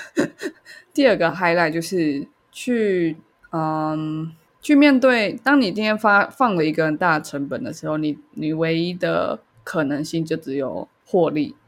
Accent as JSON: {"language": "Chinese", "country": "Taiwan", "said": "他们为什么听不出来我是台湾人"}